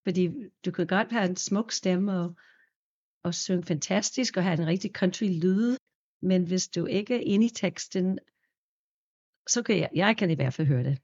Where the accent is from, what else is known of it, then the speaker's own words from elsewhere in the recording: New York, United States; Danish is a second language; now in Denmark; også fra New York oprindeligt